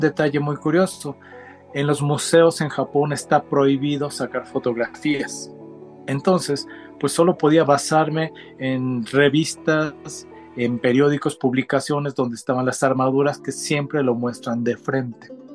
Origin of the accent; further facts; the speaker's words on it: Mexico; also born or lived in Japan; soy de origen japonés, nacido en México. Yo soy ya la tercera generación, quiere decir que mis abuelos eran japoneses, mis padres ambos hijos de japoneses ya nacidos en México y pues yo ya nací en México